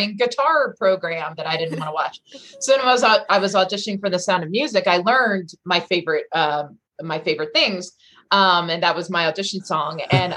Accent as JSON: {"language": "English", "town": "Rockville", "region": "Maryland", "country": "United States", "tie": "born or raised there", "also_born_or_lived": "Baltimore, Maryland", "said": "I was born in Baltimore, raised in Maryland, the Rockville area. So like a suburb of Washington, DC."}